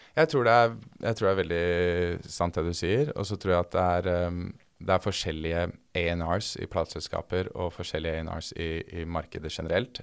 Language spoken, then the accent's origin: Norwegian; Oslo, Norway; moved away as an adult; now in Los Angeles, United States; jeg vokste opp eh, på Lutvann, som er et sted mellom Troster og Haugerud, på linje 2